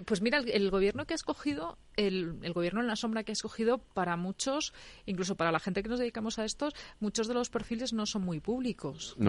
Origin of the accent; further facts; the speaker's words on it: León, Castile and León, Spain; soy leonesa